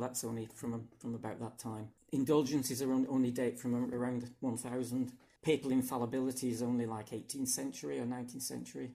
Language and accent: English; England, United Kingdom; now in Hungary; I come from England, uh, but I now live in Hungary